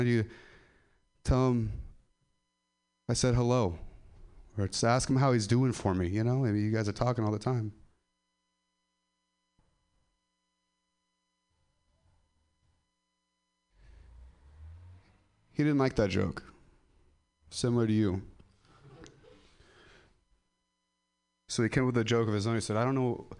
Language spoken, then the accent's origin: English; Ripon, California, United States; I'm from Ripon